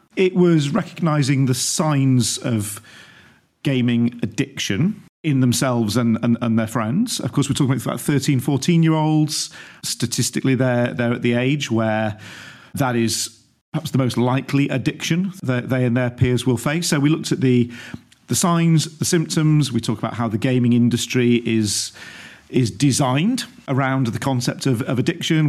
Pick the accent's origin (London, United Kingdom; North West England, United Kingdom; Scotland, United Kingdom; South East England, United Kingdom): North West England, United Kingdom; Stockport; moved away; born and brought up in Stockport, suburb of Greater Manchester